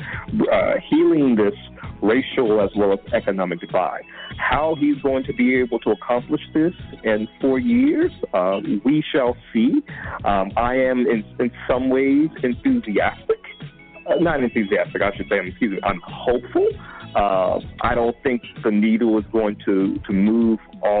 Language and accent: English; Georgia, United States; my home state of Georgia